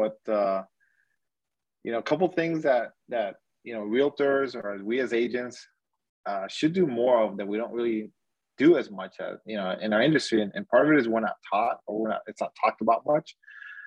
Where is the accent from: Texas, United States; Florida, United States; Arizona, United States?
Florida, United States; Miami; I'm from the Miami, Florida area. I work Miami-Dade County and Broward County, born and raised in the area also.